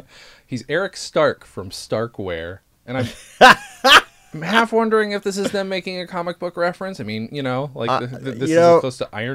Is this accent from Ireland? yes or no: no; England, United Kingdom; born there; Yeah, he was born in Canada. Same way I was born in England.